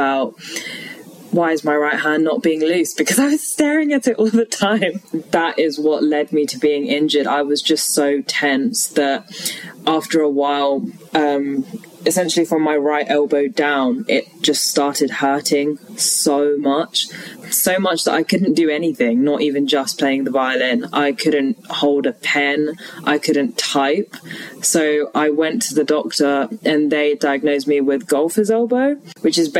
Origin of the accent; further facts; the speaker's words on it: London, United Kingdom; also born or lived in Leeds; I'm originally from London. Both my parents are Sri Lankan